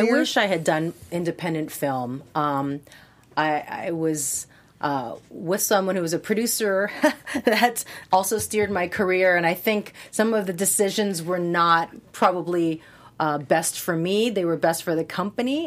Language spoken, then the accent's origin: English; Hawaii, United States; moved away; I'm from Hawaii